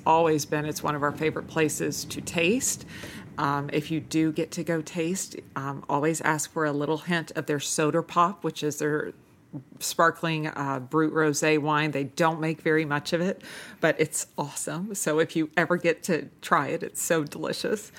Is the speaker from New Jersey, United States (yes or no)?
no; Manhattan Beach, California, United States; growing up in Manhattan Beach